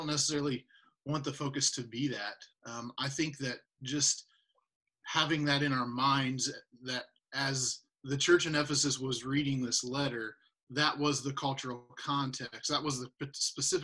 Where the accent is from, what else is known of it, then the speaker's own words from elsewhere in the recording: United States; we as white American Christians